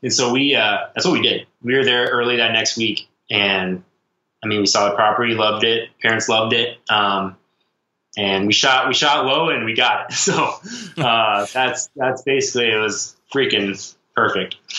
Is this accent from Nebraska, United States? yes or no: yes; Nebraska, United States; we grew up in Nebraska